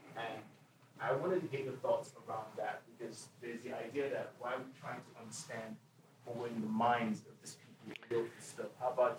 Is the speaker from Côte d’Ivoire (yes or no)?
no; Nigeria; now in United States; First of all, I just want to say I was born in Nigeria, and I've always been an Americanophile for the longest time.